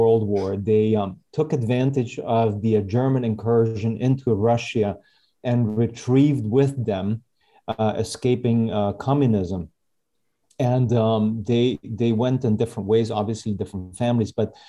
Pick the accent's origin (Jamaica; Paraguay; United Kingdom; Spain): Paraguay; moved away; also born or lived in Winnipeg, Manitoba, Canada / Santa Cruz, Bolivia / Miami, Florida, United States; I was born and raised here in Paraguay, lived in many different countries, but for the last 10 years or so, I've been living here back in my homeland.